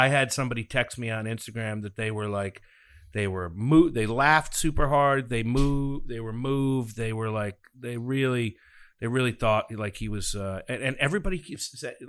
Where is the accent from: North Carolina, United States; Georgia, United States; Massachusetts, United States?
Massachusetts, United States; Framingham; I was born in Framingham, Massachusetts.